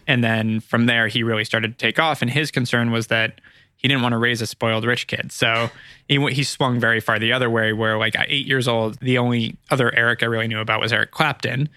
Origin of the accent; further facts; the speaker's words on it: Ojai, California, United States; moved away as an adult; also born or lived in Los Angeles, United States / Arizona, United States; now in Santa Monica, United States; Born here, but grew up in Ojai